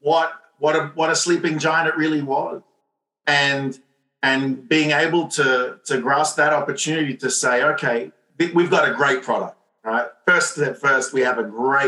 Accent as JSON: {"language": "English", "town": "Montreal", "region": "Quebec", "country": "Canada", "said": "I'm from Montreal"}